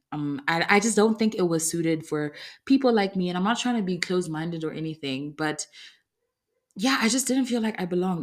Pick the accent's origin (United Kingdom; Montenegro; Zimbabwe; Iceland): Zimbabwe; moved away; I come from Zimbabwe